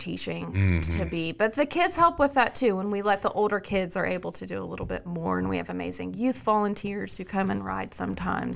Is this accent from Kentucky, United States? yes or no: yes; Kentucky, United States; moved away as an adult; now in Robertson County, United States; I'm from Kentucky